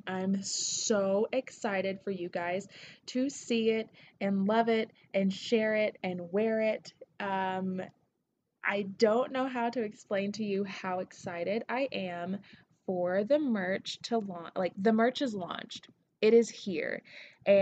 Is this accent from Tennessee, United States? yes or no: yes; Tennessee, United States; accent: southern; now in Denver, United States; I'm from Tennessee